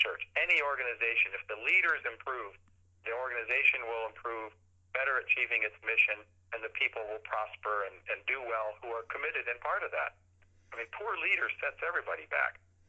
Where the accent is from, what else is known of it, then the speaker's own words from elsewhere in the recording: Saudi Arabia; also born or lived in United States; I grew up in Saudi Arabia. I was born in Pittsburgh.